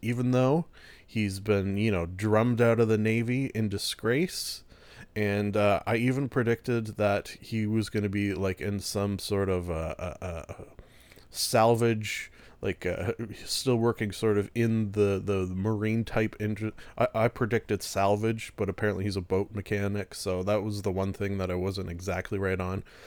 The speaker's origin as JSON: {"language": "English", "country": "Canada", "said": "being a Canadian"}